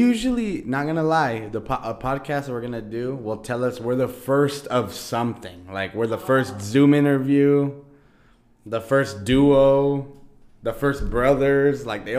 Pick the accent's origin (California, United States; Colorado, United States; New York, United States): California, United States; Oxnard; we grew up in Cali. Oxnard, California, to be exact.